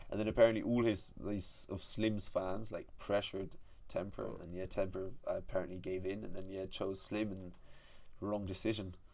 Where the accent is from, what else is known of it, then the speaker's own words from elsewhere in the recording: United Kingdom; Like, I'm I'm British